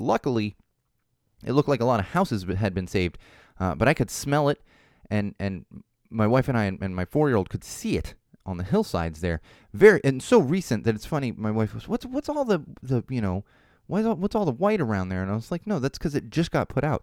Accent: Chicago, Illinois, United States; practically growing up in Chicago

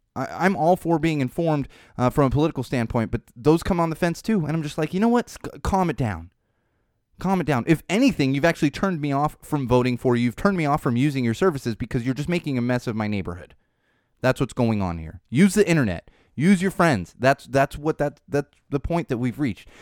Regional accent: San Diego, California, United States; also born or lived in Miami, Florida; now in Los Angeles, United States; I grew up in San Diego, spent my youth in San Diego

